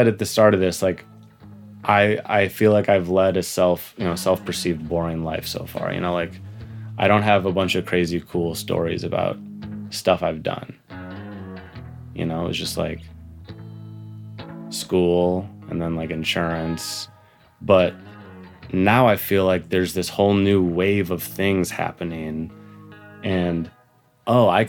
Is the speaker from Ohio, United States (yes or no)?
yes; Cleveland, Ohio, United States; also born or lived in New York; I grew up in Cleveland